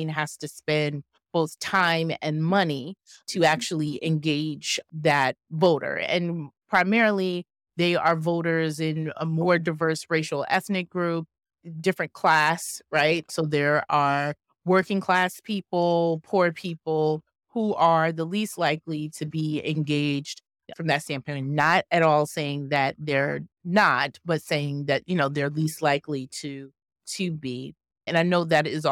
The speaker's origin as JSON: {"language": "English", "region": "New York", "country": "United States", "said": "I'm from New York"}